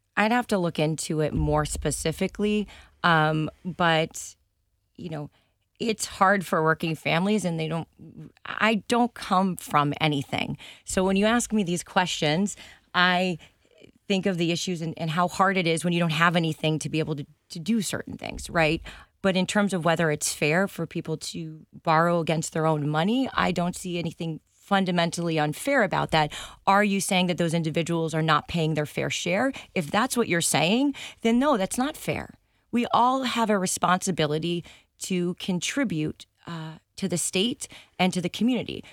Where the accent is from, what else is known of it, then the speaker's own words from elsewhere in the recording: South Shore, Massachusetts, United States; also born or lived in San Diego, California; now in Rhode Island, United States; I was, uh, born in San Diego, and then I moved to South Shore, Massachusetts in middle school.